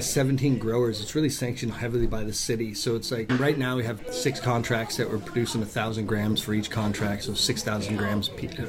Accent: New England, United States; now in Washington, United States; I'm from New England, so maple is a huge thing for me.

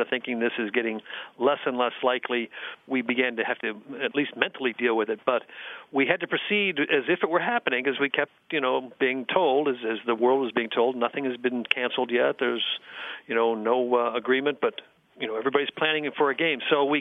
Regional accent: Buffalo, New York, United States; moved away; I'm originally from Buffalo

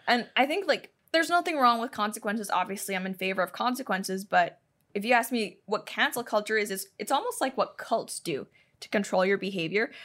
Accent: Hong Kong; moved away; I'm Chinese. I grew up in Hong Kong

